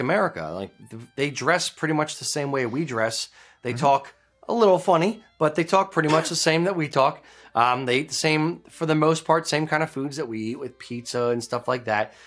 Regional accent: United States; I'm an American kilt maker

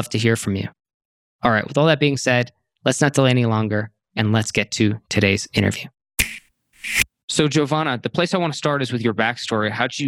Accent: Serbia; As someone who was born and raised in Serbia, who built a brick and mortar style business running in-person workshops from scratch, and who has since expanded beyond the borders of her country

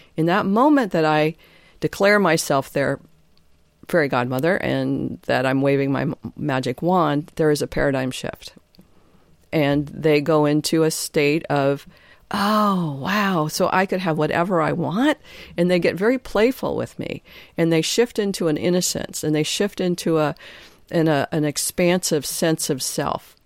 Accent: Detroit, Michigan, United States; moved away as an adult; also born or lived in Nova Scotia; now in San Juan Islands, United States; I grew up in Detroit, family of nine alcoholic parents

